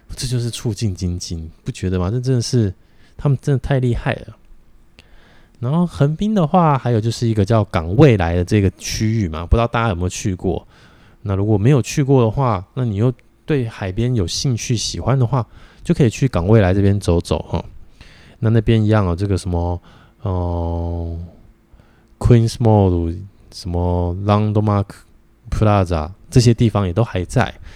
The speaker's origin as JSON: {"language": "Chinese", "country": "Taiwan", "said": "我们台湾人"}